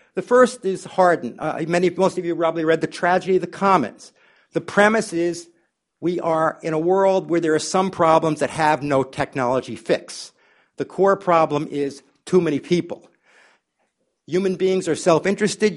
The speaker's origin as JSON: {"language": "English", "country": "United States", "said": "as American"}